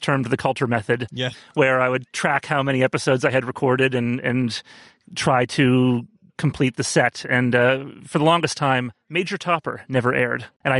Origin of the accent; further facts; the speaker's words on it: New York City, New York, United States; I am from Brooklyn, New York.